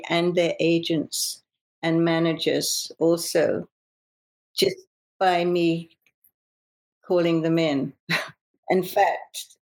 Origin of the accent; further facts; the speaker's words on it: London, United Kingdom; moved away as an adult; now in Los Angeles, United States; Growing up in England and working in England